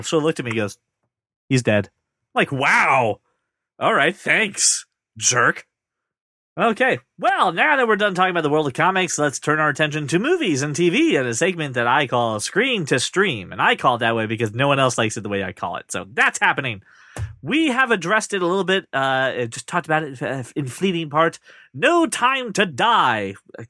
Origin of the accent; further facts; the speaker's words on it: United Kingdom; Schedule, because we're British.